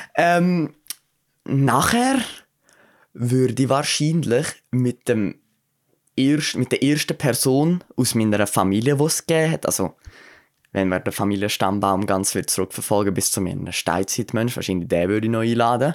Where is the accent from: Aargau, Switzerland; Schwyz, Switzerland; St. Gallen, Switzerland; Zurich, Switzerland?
Aargau, Switzerland; da bei uns im Aargau